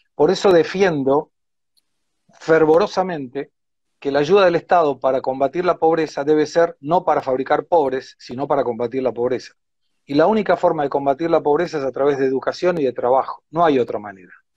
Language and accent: Spanish; Argentina; moved away as an adult; now in São Paulo, Brazil; yo soy argentino